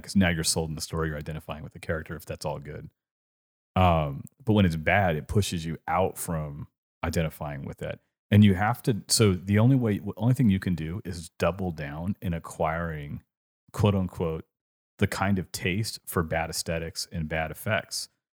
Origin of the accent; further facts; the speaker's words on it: California, United States; accent: California; now in Richmond, United States; when I grew up in California